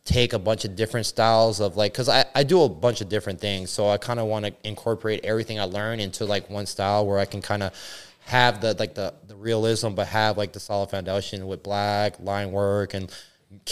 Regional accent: Miami, Florida, United States; also born or lived in Venezuela / Orlando; growing up in Miami

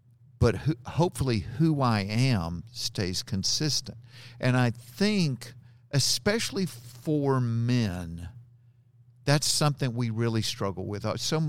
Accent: Georgia, United States; Growing up in Georgia, I don't say that.

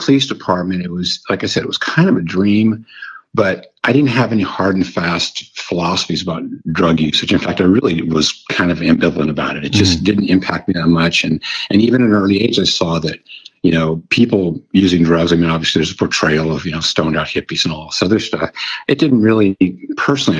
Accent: San Francisco, California, United States; born and raised in San Francisco in the late 50s

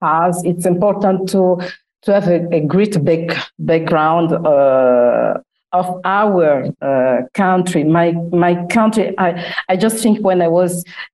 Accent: Republic of the Congo; English is a second language; moved away as an adult; also born or lived in Italy; now in Milan, Italy; I'm from the Republic of Congo

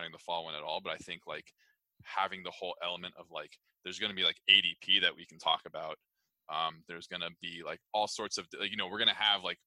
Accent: Southern California, United States; I am originally from Southern California

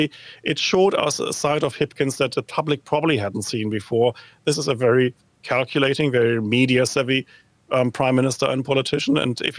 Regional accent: New Zealand; Not the kind of video you would like as a New Zealander to go viral worldwide, but certainly a source of consternation and perhaps even a bit of entertainment here.

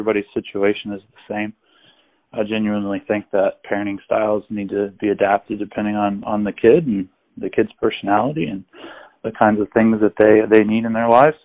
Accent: Cincinnati, Ohio, United States; I grew up in Cincinnati

